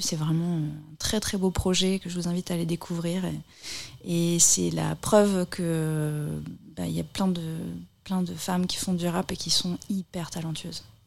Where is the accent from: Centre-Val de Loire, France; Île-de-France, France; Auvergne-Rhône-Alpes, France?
Centre-Val de Loire, France; Bourges; je suis de Bourges aussi à la base